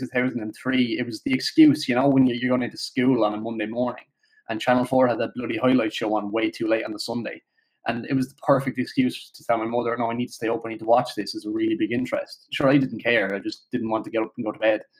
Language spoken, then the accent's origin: English; Limerick, Munster, Ireland; I'm from Limerick as well